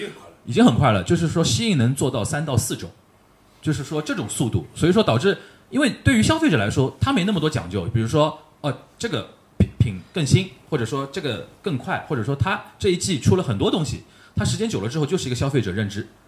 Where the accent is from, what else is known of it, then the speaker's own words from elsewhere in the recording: China; 我们中国年轻人